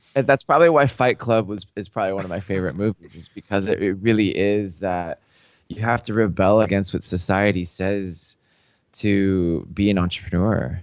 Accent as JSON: {"language": "English", "town": "Seattle", "region": "Washington", "country": "United States", "tie": "born or raised there", "said": "I grew up in Seattle."}